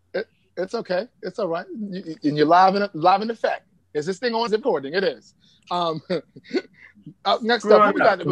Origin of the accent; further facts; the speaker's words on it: New York City, New York, United States; also born or lived in Bronx, New York; I'm from Harlem, New York. I moved to the Bronx recently, but I'm in Atlanta right now.